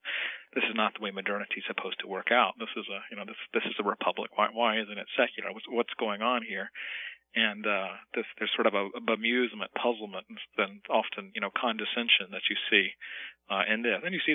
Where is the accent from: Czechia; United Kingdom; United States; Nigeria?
United States; Bible Belt, the South; I grew up in the South in the Bible Belt